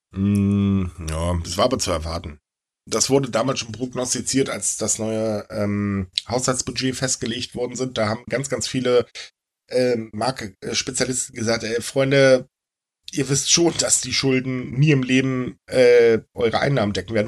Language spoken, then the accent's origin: German; Northern Germany, Germany; ich bin kein Bayer, ich bin gefälligst Norddeutscher.